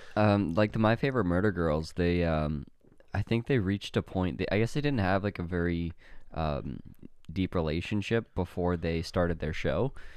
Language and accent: English; Canada; my hometown